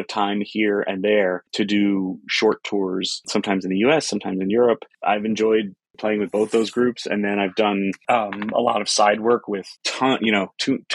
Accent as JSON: {"language": "English", "town": "Chicago", "region": "Illinois", "country": "United States", "tie": "born or raised there", "moved": "yes", "lives_now": "Boston, United States", "said": "spent some time growing up in Chicago"}